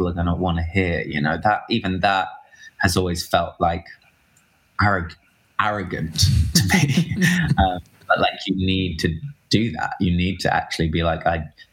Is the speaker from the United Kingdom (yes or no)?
yes; United Kingdom; I'm British